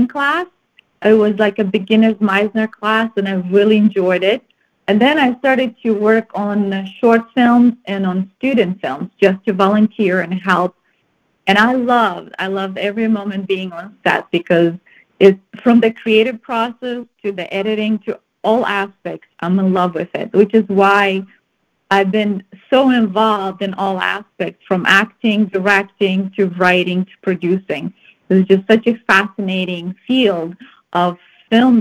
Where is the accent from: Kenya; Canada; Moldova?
Moldova; moved away as an adult; also born or lived in Romania; now in United States; I was born and raised in the Republic of Moldova, which is in Eastern Europe